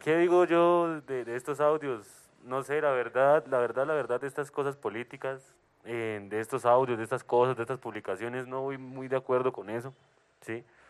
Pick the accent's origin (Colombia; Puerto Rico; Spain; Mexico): Colombia; Cuítiva, Boyacá; soy de Cuitio, Boyacá